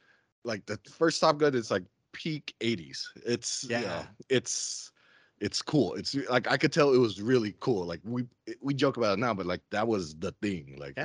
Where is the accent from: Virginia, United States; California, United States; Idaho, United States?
California, United States; Stockton; I'm from Stockton.